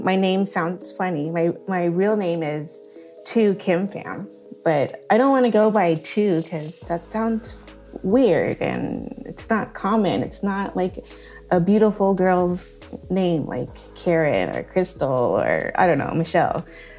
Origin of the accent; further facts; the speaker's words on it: Vietnam; moved away; when I tell them, "Oh, I'm from Vietnam,"